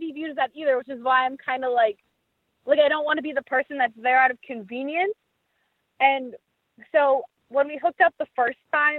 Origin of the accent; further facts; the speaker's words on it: New York, United States; I'm originally from New York.